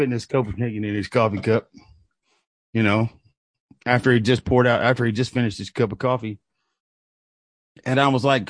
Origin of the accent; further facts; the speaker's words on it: Kentucky, United States; moved away; I grew up in a single wide trailer in a holler in the middle of nowhere, Kentucky